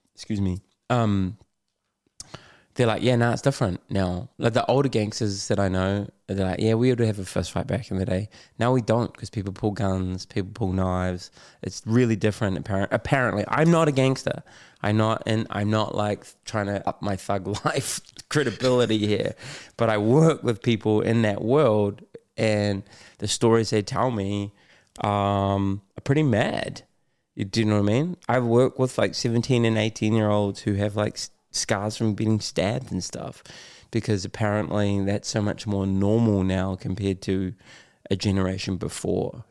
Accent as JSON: {"language": "English", "region": "Auckland", "country": "New Zealand", "tie": "born or raised there", "said": "I grew up in West Auckland"}